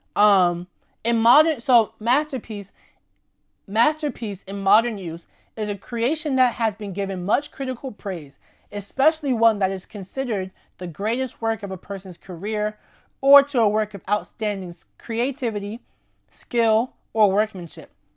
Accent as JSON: {"language": "English", "town": "New York City", "region": "New York", "country": "United States", "tie": "born or raised there", "also_born_or_lived": "Lafayette, Indiana", "said": "raised in New York City my entire life"}